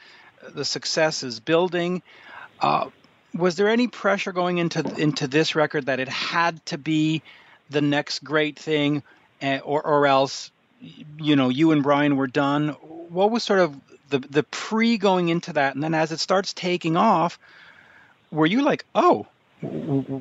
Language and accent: English; Canada; as a Canadian